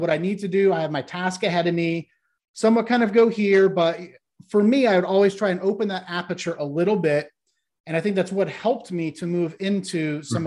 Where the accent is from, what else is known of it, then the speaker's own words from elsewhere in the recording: Ohio, United States; the area I grew up in in Ohio was once dominated by the steel and the auto industry